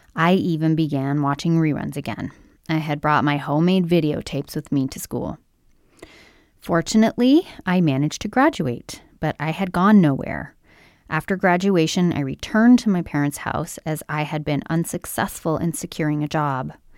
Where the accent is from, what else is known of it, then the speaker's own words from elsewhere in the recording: Brampton, Ontario, Canada; where I'm from, which is Brampton, Ontario, Canada, just outside of Toronto, Ontario, Canada